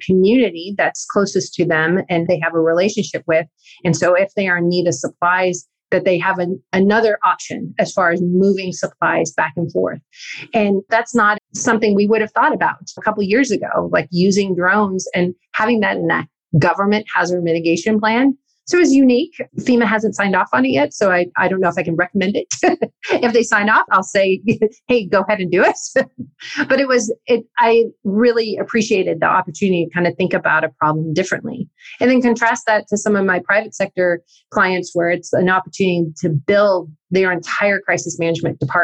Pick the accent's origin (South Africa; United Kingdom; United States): United States; Northern California; where I grew up in Northern California